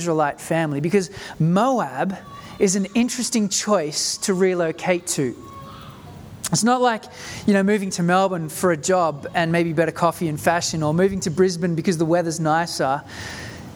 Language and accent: English; South Africa; now in Australia; my family moved to Australia in 1988. I grew up in South Africa during the time of apartheid.